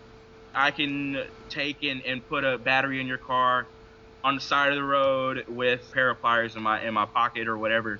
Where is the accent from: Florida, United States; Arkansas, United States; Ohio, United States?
Arkansas, United States; Delta, Louisiana-Arkansas border, United States; here I am in West Arkansas, and I grew up around the Louisiana-Arkansas border in the Delta lands